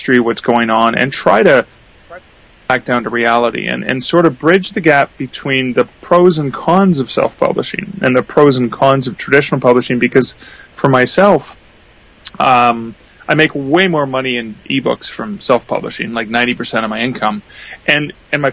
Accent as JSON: {"language": "English", "country": "Canada", "said": "I'm Canadian"}